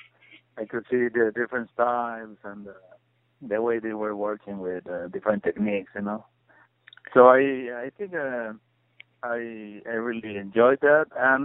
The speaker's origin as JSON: {"language": "English", "region": "Puebla", "country": "Mexico", "tie": "born or raised there", "second_language": "English", "said": "My passion, I think, comes from looking at a lot of books my mom had when I was growing up in Puebla, which is a small city south of Mexico City."}